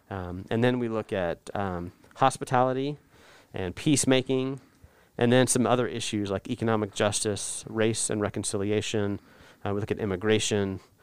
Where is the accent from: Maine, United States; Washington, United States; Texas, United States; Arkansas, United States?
Texas, United States; North; also born or lived in Oklahoma; I grew up in North Texas